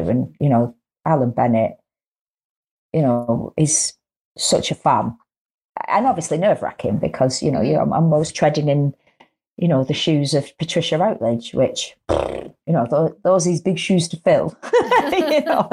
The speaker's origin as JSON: {"language": "English", "region": "the north of England", "country": "United Kingdom", "accent": "northern", "said": "I'm northern"}